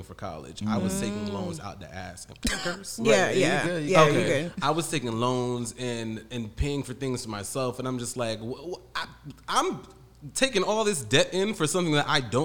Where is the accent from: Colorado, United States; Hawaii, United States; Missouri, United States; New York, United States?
New York, United States; Spring Valley; I was born and raised in Spring Valley, New York